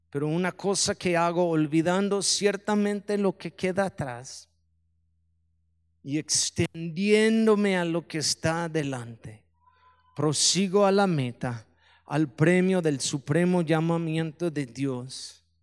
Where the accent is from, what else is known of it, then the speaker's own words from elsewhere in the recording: Mexico; muchos me dijeron no en inglés, me molestó eso, yo pienso que soy tan mexicano, pero vieron mis piernas en el video